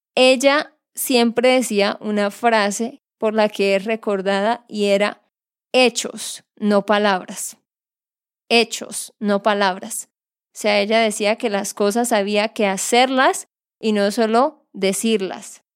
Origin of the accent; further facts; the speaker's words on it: Santander, Colombia; de Santander, Colombia